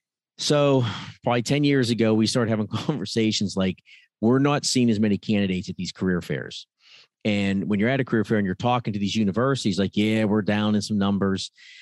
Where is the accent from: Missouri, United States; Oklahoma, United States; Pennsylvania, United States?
Pennsylvania, United States; I came from Pennsylvania because where I was, it was very difficult to get a job at that time.